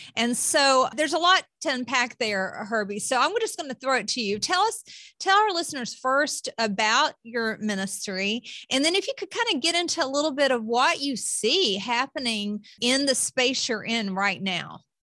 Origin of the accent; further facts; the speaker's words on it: the South, United States; as a Southerner